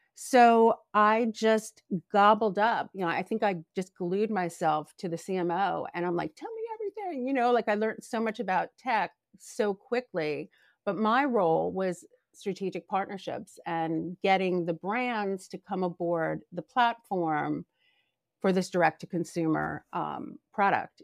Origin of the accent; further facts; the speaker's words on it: New Jersey, United States; moved away; also born or lived in New York; I grew up in a really cute beach town in South Jersey